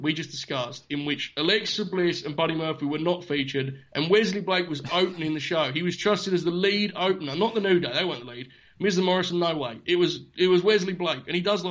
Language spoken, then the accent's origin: English; United Kingdom; As a Brit